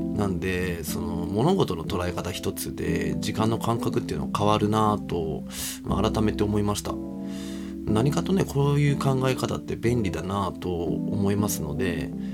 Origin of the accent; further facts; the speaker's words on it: Kobe, Hyogo, Japan; moved away; 地元神戸を経由してですね